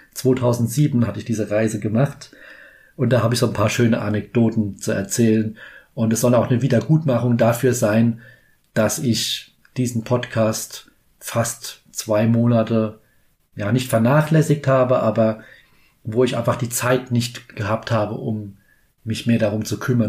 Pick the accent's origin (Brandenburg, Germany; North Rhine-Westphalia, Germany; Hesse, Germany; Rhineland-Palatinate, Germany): Rhineland-Palatinate, Germany; Kaiserslautern; ich komme aus Kaiserslautern.